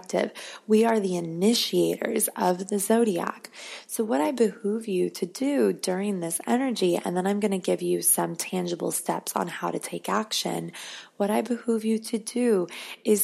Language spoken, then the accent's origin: English; Arizona, United States; now in Los Angeles, United States; I'm from Arizona.